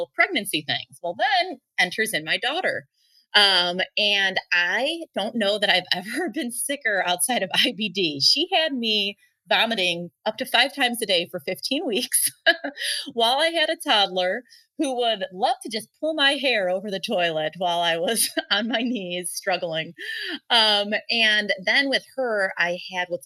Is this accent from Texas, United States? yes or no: no; Chicago, Illinois, United States; So I grew up in the Chicago suburbs